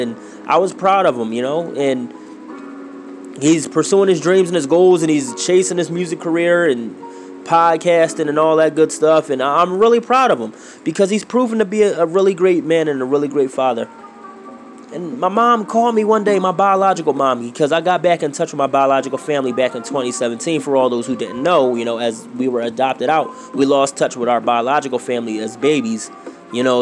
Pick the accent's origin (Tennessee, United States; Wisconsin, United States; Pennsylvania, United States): Pennsylvania, United States; Philadelphia; I grew up in Philadelphia, Pennsylvania, to be exact